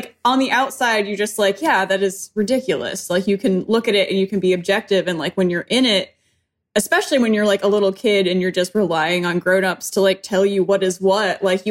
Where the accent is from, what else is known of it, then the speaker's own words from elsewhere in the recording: Western New York, United States; moved away; I was growing up in Western New York. We moved around a little bit, but I mean, just kind of your standard apartment or house, depending on which state we were